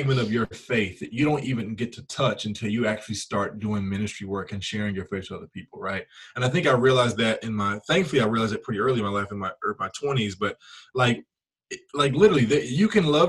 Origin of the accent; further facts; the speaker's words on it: Memphis, Tennessee, United States; I'm from Memphis originally